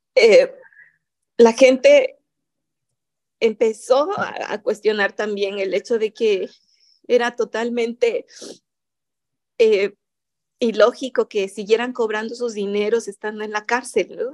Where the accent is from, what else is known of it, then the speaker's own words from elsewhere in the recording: a town near Huautla de Jiménez, Oaxaca, Mexico; Huautla de Jiménez, que es la comunidad donde hay esta institución más cercana a mi pueblo